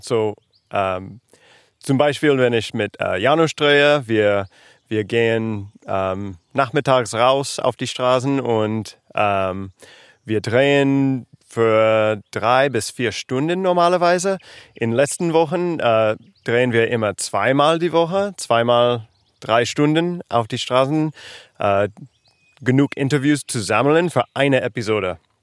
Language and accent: German; United States; German is a second language; moved away as an adult; now in Berlin, Germany; ich komme aus Amerika und ja, ich bin ähm, mit meiner Familie äh, vor zwei Jahren nach Berlin gezogen